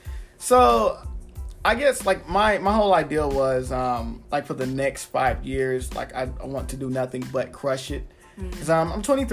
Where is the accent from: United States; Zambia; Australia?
United States; Dallas, Texas; now in Mesquite, United States; I live in Mesquite, but I'm from Dallas.